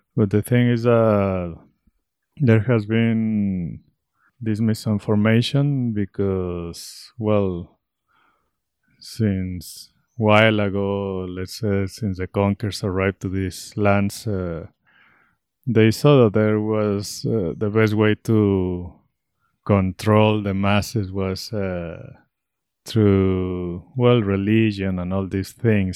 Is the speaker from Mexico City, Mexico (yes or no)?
no; Guadalajara, Jalisco, Mexico; moved away as an adult; now in Ecuador; I am originally from Mexico, Guadalajara, Mexico.